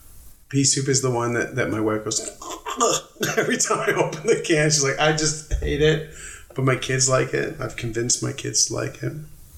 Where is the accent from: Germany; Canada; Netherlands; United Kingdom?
Canada; we're Canadian